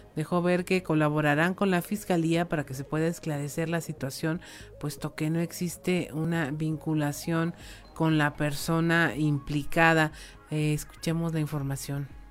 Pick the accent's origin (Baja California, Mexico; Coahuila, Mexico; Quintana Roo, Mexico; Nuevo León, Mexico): Coahuila, Mexico; como ser humano coahuilense